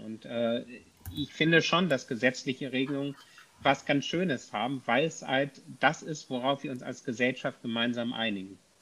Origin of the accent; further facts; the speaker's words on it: Kiel, Schleswig-Holstein, Germany; ich komme aus Kiel